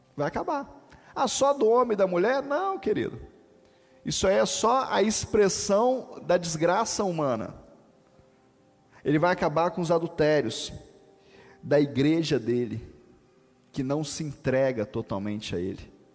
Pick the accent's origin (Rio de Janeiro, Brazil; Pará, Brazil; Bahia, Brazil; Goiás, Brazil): Rio de Janeiro, Brazil; Volta Redonda; quando eu aprendi ela na minha adolescência, lá em Volta Redonda, lá no grupo de juvenis